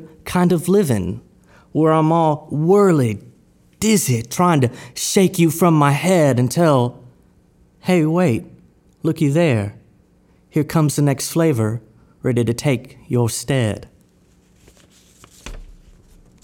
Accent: Victoria, Texas, United States; I'm from Victoria, Texas, and I'm a poet.

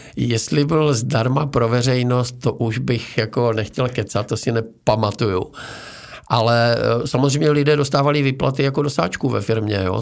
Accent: Frýdek-Místek, Moravian-Silesian Region, Czechia; Já jsem se narodil ve Frýdku místku

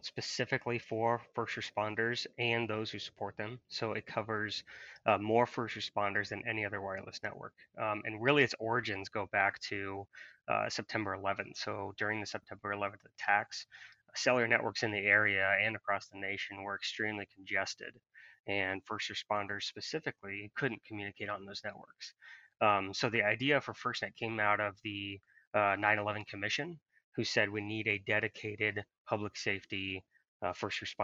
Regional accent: Marshalltown, Iowa, United States; I grew up in central Iowa. Around the Marshalltown area

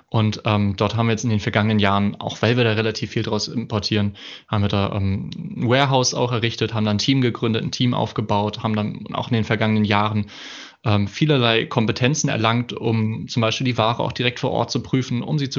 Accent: Hamburg, Germany; ich komme aus Hamburg, äh, ursprünglich ähm, richtiges Nordlicht, äh, habe dort ähm, studiert, hab, bin dort aufgewachsen

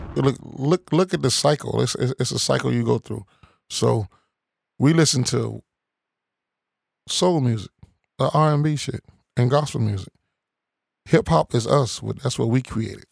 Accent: Chicago, Illinois, United States; I'm from Chicago

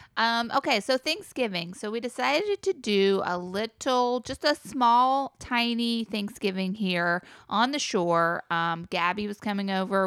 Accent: the South, Southern United States, United States; as a Southerner

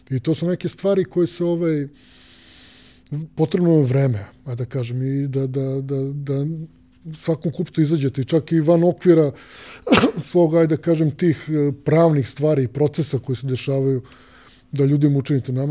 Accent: Belgrade, Serbia; kod nas u Beograd

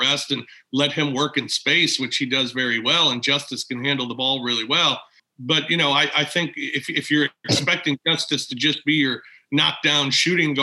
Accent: St. Louis, Missouri, United States; When I was a kid, I grew up in St. Louis

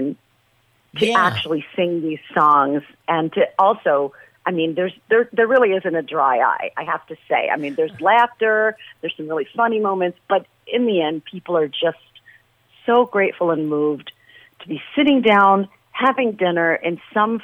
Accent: New York City, New York, United States; moved away as an adult; now in Las Vegas, United States; I'm from Brooklyn. I always say verklempt.

